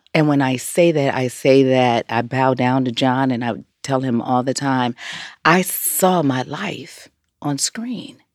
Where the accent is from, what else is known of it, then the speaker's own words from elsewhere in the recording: Los Angeles, California, United States; growing up in South Central L